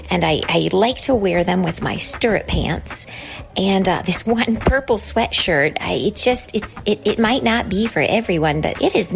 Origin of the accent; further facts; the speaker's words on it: Grand Rapids, Michigan, United States; I am from Grand Rapids, uh, Michigan.